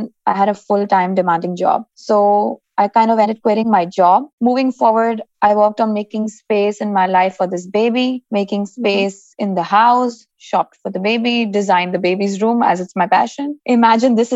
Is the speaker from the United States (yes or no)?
no; Dubai, United Arab Emirates; I'm born and raised in Dubai, actually, and I'm Indian by descent